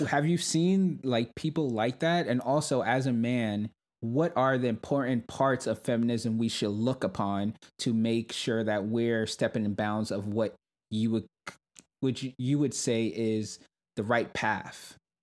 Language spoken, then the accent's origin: English; New York City, New York, United States; I grew up in Brooklyn, New York